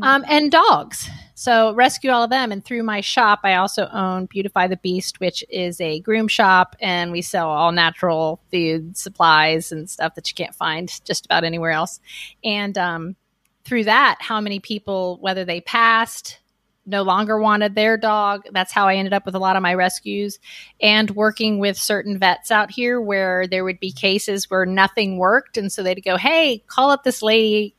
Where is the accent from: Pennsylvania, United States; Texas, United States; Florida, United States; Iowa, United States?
Florida, United States; Miami; I grew up in Miami, Florida, on about an acre of land on a canal